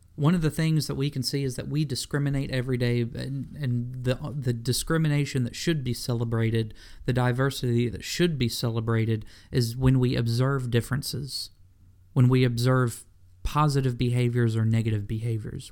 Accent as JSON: {"language": "English", "town": "Memphis", "region": "Tennessee", "country": "United States", "tie": "born or raised there", "said": "I was born in Memphis, Tennessee"}